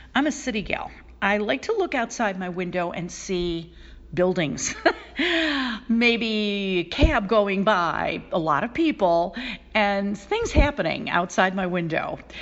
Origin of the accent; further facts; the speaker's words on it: Buffalo, New York, United States; moved away as an adult; I moved back to Buffalo, New York, my hometown.